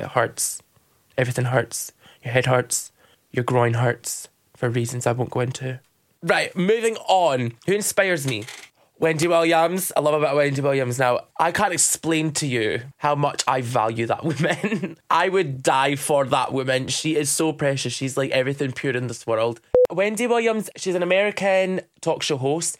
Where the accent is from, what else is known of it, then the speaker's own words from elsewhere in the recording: Dundee, Scotland, United Kingdom; I'm from Dundee